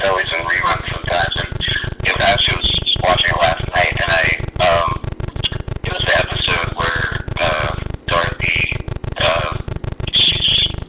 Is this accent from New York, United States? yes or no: yes; Crestwood, New York, United States; also born or lived in Yonkers; Okay, well, I'm really from Crestwood, but, you know, a lot of people don't know Crestwood, so I say Yonkers or Tuckahoe, though.